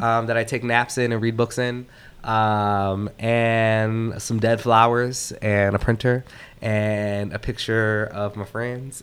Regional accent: Minneapolis, Minnesota, United States; moved away; I live in Minneapolis where I'm from

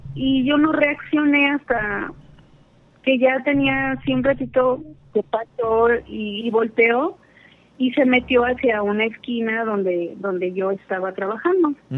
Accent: Querétaro, Mexico; De Querétaro, Querétaro

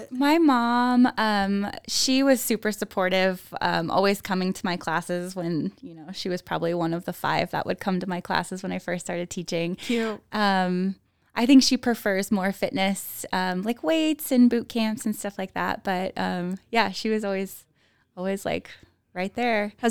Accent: Livermore, California, United States; moved away as an adult; now in Boise, United States; originally, I am from the East Bay area, so probably 20, 30 minutes east of Oakland, a little tiny town called Livermore, California, born and raised there.

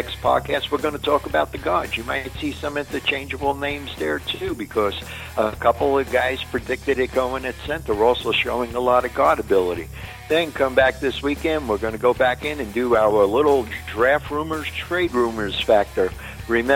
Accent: New York City, New York, United States; I'm from Brooklyn

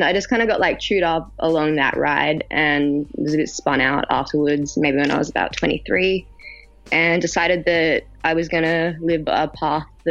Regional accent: Australia; I come from Gummo style Australia. From the country

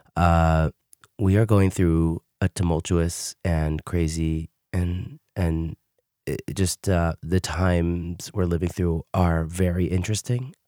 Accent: New York City, New York, United States; moved away as an adult; also born or lived in Queens, New York; now in Israel; I live in Israel, but I did grow up in America. I grew up in Brooklyn, New York

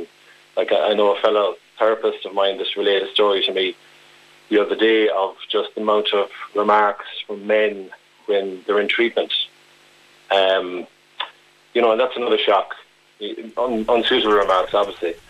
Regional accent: Mayo, Connacht, Ireland; I'm originally from Mayo

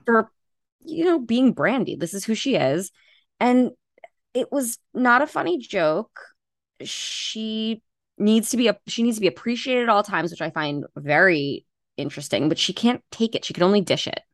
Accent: Long Island, New York, United States; I'm from New York, from Long Island.

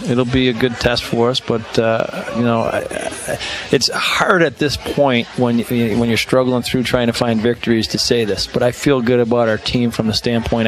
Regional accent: Chicago, Illinois, United States; moved away; I grew up in Chicago

